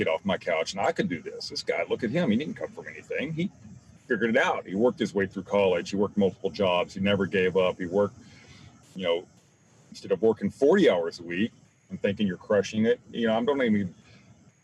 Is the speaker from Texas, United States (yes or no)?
yes; Zephyr, Texas, United States; now in Houston, United States; I grew up in Zephyr, Texas.